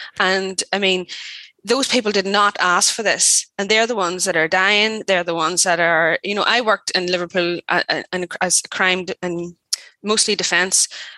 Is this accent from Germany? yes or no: no; Ireland; because the UK is me and I'm Irish. So yeah.